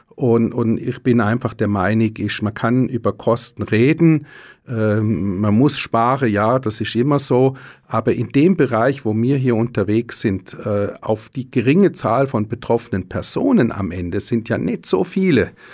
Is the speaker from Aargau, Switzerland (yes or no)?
yes; Lenzburg, Aargau, Switzerland; wo ich herkomme, in Lenzburg